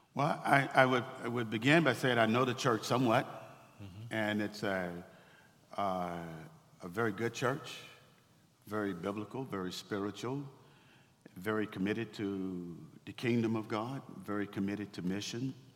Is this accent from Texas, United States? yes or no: yes; Waco, Texas, United States; I grew up in Waco, Texas uh, in the 1960s